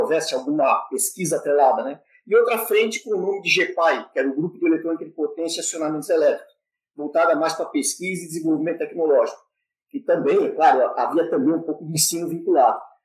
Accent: São Paulo, Brazil; sou natural da cidade de São Paulo, São Paulo

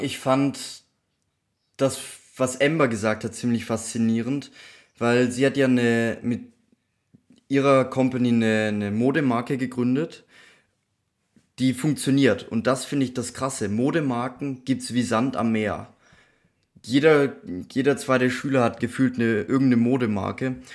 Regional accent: near Stuttgart, Baden-Württemberg, Germany; accent: Swabian; ich komme ja aus der Nähe von Stuttgart

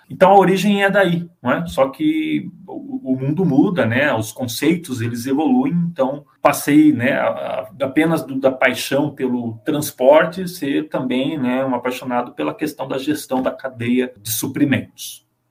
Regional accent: Bauru, São Paulo, Brazil; moved away; Eu sou de Bauru, São Paulo, que é uma cidade que foi formada basicamente pela ferrovia. Então eu fui criado num bairro ali, praticamente à beira da ferrovia

